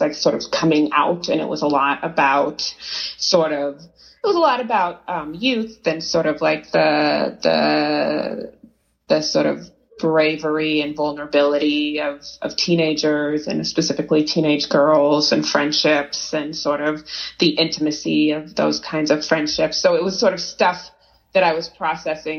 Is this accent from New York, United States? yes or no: no; Oakland, California, United States; moved away as an adult; also born or lived in Boston; now in Los Angeles, United States; I grew up in Oakland, California, so I'm sort of a California girl